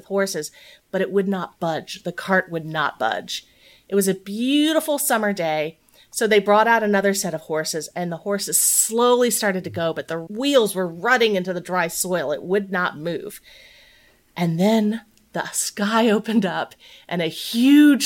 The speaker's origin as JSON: {"language": "English", "region": "East Tennessee", "country": "United States", "tie": "born or raised there", "said": "I grew up in East Tennessee"}